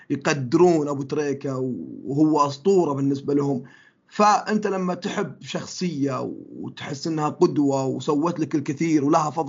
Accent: London, United Kingdom; born there; هو انا من مواليد لندن لكن انتمائي للنادي هذا ما جاء عشان في لندن

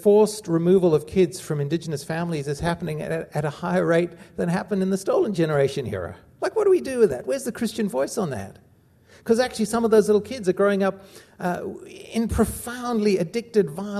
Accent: South Africa; growing up in South Africa

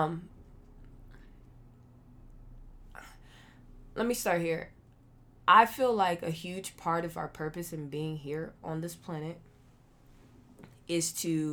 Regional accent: Akron, Ohio, United States; that part of me that comes from Akron, Ohio

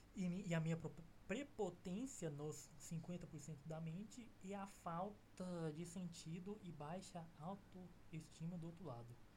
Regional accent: Goiânia, Goiás, Brazil; Sou goiano, fi. Uai, nós daqui é piqui

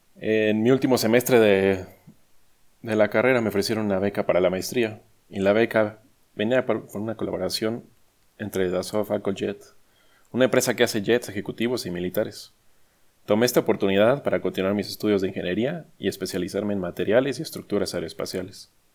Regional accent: Mexico; moved away as an adult; also born or lived in United States; decidí regresar a mi México, Ahora trabajo en una empresa aeronáutica en mi ciudad natal

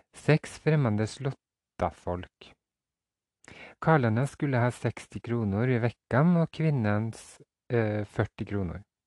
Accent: Fosen, Trøndelag, Norway; ut på Kiran på Fosen, der jeg kommer fra

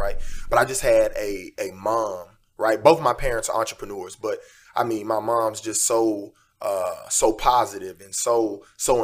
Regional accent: Houston, Texas, United States; now in Los Angeles, United States; I was born and raised in Houston, Texas

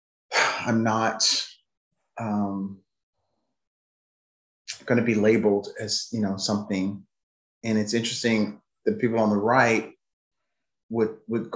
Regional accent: United States; I'm an American

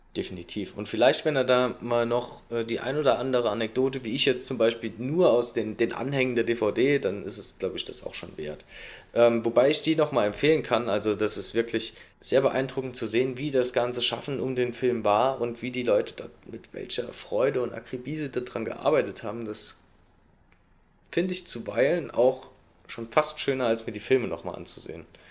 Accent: Saarland, Germany; bei uns im Saarland

